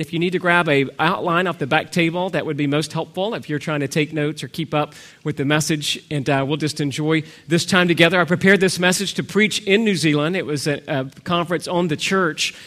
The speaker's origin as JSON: {"language": "English", "region": "Georgia", "country": "United States", "tie": "born or raised there", "also_born_or_lived": "California", "moved": "as an adult", "lives_now": "Texas, United States", "said": "I was raised in the best state of the Union. Georgia."}